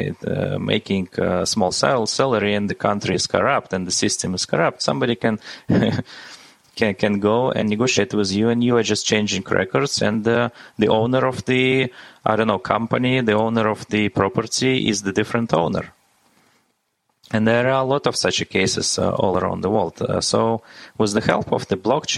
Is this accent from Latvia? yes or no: yes; Latvia; I was born in Latvia